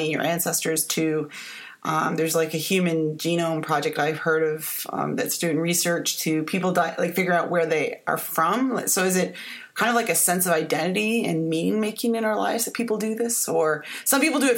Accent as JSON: {"language": "English", "country": "Canada", "moved": "yes", "lives_now": "Texas, United States", "said": "I'm from Canada, and I know my father is from Italy, and my mom is Canadian"}